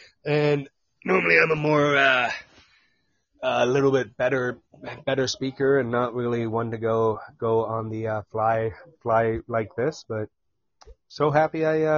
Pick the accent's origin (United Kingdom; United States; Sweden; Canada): Canada; London, Ontario; From London, Ontario.